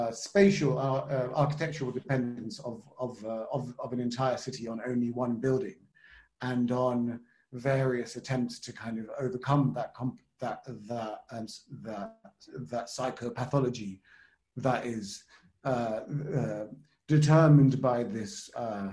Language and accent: English; United Kingdom; because of my British upbringing